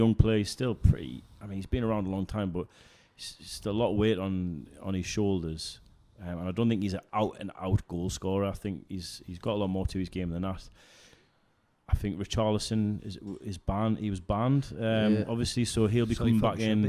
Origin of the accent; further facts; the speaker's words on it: Wallsend, North East England, United Kingdom; I'm from Wales End.